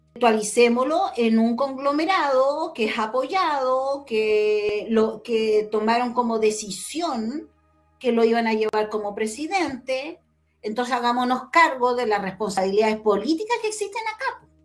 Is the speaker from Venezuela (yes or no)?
no; Chile; como chilenos